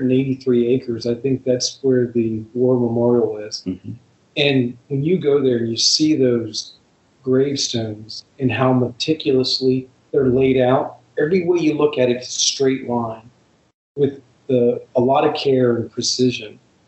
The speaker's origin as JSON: {"language": "English", "country": "United States", "said": "Being an American, it's such a big part of our history, and not only our history, but history of the world."}